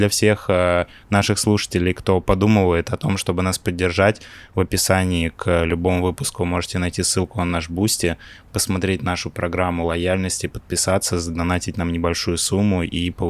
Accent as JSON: {"language": "Russian", "town": "Pavlodar", "region": "Pavlodar Region", "country": "Kazakhstan", "tie": "born there", "said": "Я, конечно, понимаю, что я родился не в России, но я к такому повороту, честно, был не готов сейчас."}